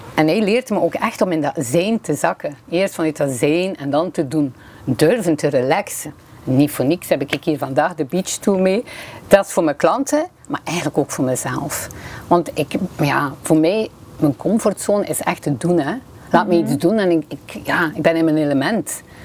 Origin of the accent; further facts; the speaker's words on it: Bruges, Flanders, Belgium; accent: West Flemish; moved away as an adult; now in Limburg, Belgium; Zoals mijn eh, accent waarschijnlijk vermoedt, ben ik van de West-Vlaanderen, eh, van Brugge